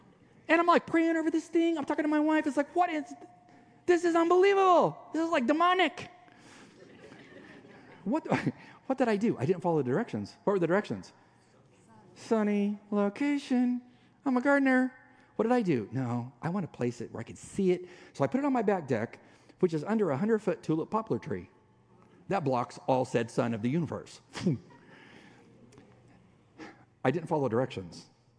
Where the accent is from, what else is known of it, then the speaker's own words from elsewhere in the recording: Mexican border, United States; Now, I grew up on the Mexican border, tons of Hispanic friends, authentic Mexican food.